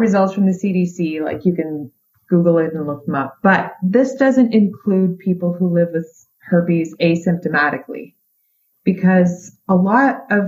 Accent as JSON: {"language": "English", "country": "Canada", "said": "I'm Canadian"}